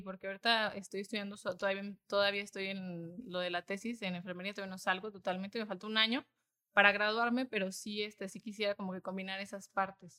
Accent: Iguala, Guerrero, Mexico; nosotros somos de Iguala de la Independencia, somos originarias de allá

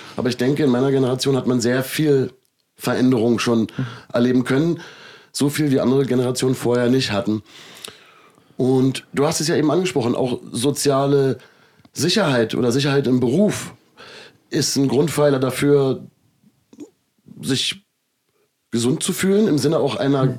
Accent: Germany; Ich bin ja in Deutschland aufgewachsen

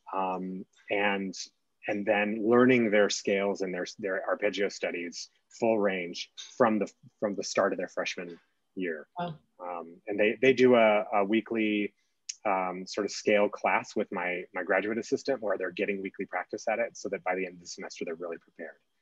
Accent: California, United States; now in Colorado, United States; I grew up in California

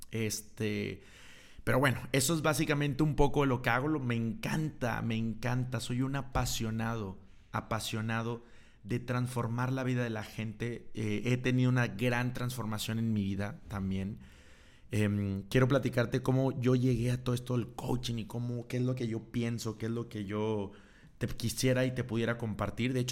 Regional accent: Monterrey, Nuevo León, Mexico; Yo soy de Monterrey, de la ciudad de Monterrey, Nuevo León.

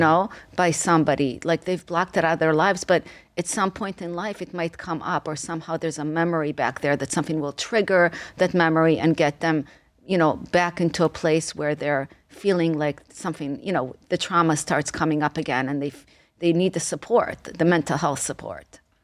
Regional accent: Israel; moved away; I came to this country from Israel

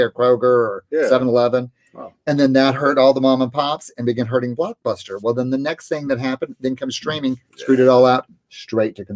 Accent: the South, United States; I'm from the South. I love the South and I love New Orleans

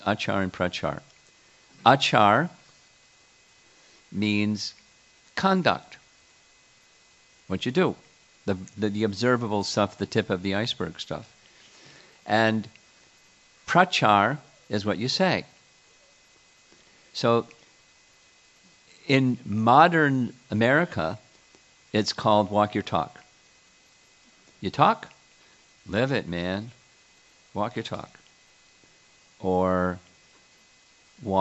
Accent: United States; being American

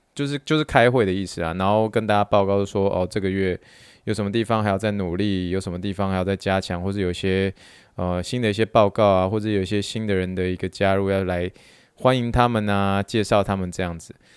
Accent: Taiwan; moved away; 像我这一次就是说回台湾

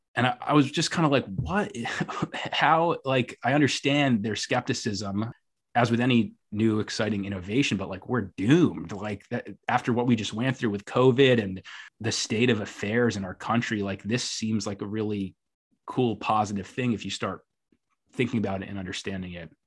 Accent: New York City, New York, United States; as a New Yorker

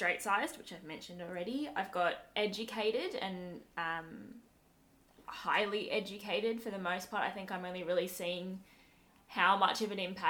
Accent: Australia; I definitely identify as Australian, and not Sri Lankan. I was born and brought up here

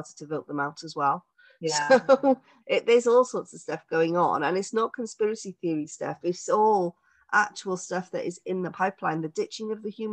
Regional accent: Cardiff, Wales, United Kingdom; moved away as an adult; now in South Wales Valleys, United Kingdom; I'm from Cardiff.

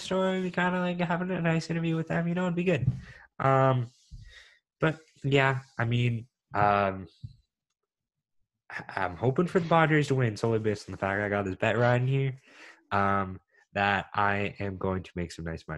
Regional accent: Canada; we're from Canada and this kind of how we've been raised.

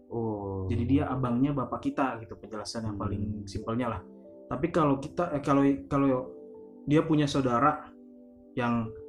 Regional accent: Sumatra, Indonesia; tapi kalau di Sumatera di daerah Sumatera yang daerahku, uh-huh. itu udah itu dipanggil untuk sebutan uh, adik adik laki-lakinya bapak.

